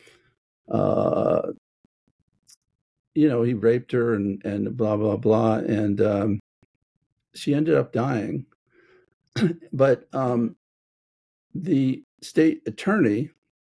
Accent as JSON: {"language": "English", "region": "Maryland", "country": "United States", "tie": "born or raised there", "also_born_or_lived": "Boston", "moved": "yes", "said": "I grew up in Maryland"}